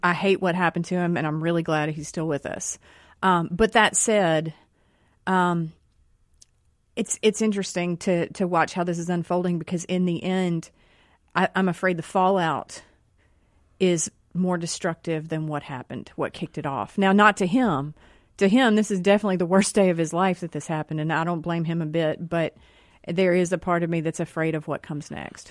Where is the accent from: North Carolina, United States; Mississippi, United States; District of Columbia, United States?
Mississippi, United States; Rankin County; we're all from Mississippi here. We're all from Rankin County here